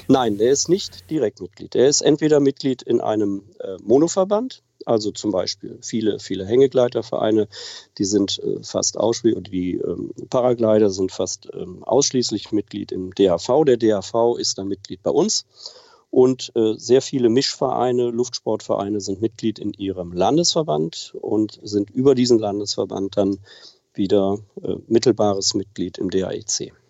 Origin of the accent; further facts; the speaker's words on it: Wipperfürth, North Rhine-Westphalia, Germany; ich wohne tatsächlich seit Beginn an im Oberbergischen in Wipperfürth